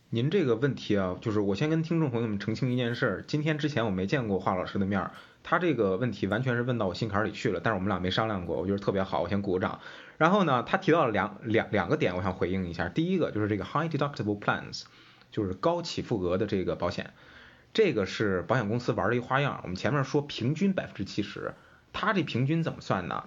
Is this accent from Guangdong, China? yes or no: no; Qingdao, Shandong, China; 我是青岛人